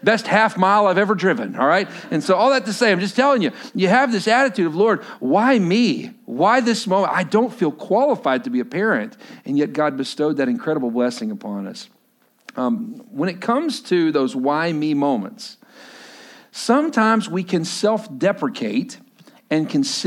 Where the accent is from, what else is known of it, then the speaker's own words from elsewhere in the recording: Lubbock, Texas, United States; moved away as an adult; now in Washington, United States; Lubbock, Texas originally, but now we live here in Washington